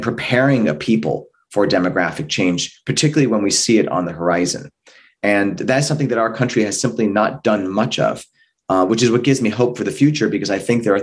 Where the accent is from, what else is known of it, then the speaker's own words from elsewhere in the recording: California, United States; California, my home state